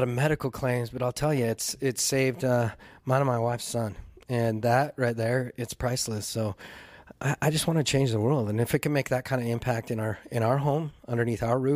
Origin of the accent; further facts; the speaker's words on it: Salt Lake City, Utah, United States; moved away; I grew up in Salt Lake City